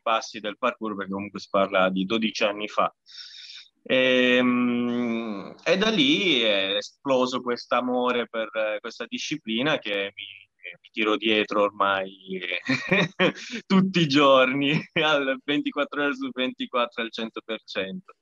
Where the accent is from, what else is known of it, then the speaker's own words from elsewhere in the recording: Sicily, Italy; moved away as an adult; now in Bologna, Italy; io sono siciliano